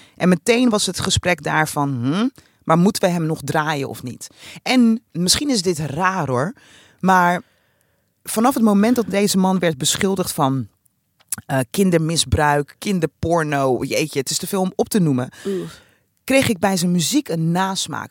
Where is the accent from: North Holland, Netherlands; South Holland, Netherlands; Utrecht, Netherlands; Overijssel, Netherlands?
South Holland, Netherlands; Rotterdam; als Rotterdammer